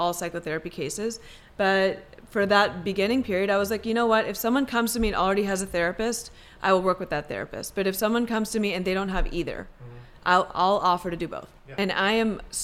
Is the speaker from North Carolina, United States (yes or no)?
no; Maryland, United States; also born or lived in India / Madison, Wisconsin; we lived in Wisconsin for 8 years, then moved to Maryland, and I grew up in Maryland in the suburbs.